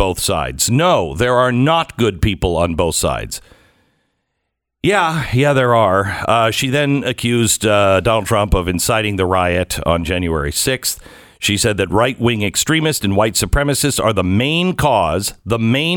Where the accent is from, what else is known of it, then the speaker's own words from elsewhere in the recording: Seattle, Washington, United States; moved away as an adult; also born or lived in Louisville, Kentucky / New Haven, Connecticut; I grew up in Seattle